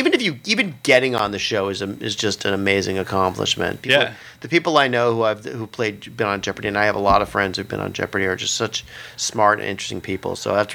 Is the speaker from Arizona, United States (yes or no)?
yes; Phoenix, Arizona, United States; I grew up in Phoenix